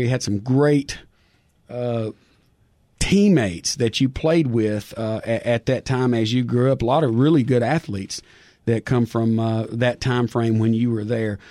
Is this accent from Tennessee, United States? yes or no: yes; Overton County, Tennessee, United States; I actually was born in Overton County